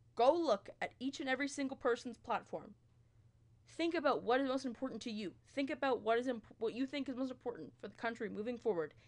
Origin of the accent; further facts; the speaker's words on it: Peterborough, Ontario, Canada; now in London, Canada; I'm from Peterborough. I go to school in London, Ontario